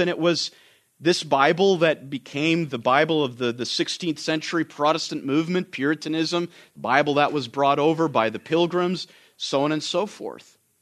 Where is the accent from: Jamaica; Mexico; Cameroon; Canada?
Canada; now in United States; I'm Canadian